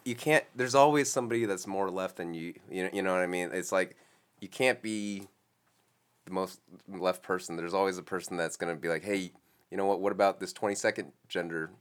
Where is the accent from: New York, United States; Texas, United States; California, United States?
California, United States; Los Angeles; I was born here in Los Angeles